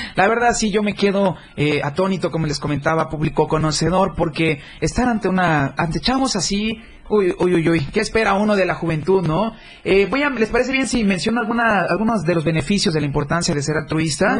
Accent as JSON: {"language": "Spanish", "region": "Chiapas", "country": "Mexico", "said": "somos eh, chiapanecos para empezar, ¿no? Somos hermanos de tierra, compartimos territorio"}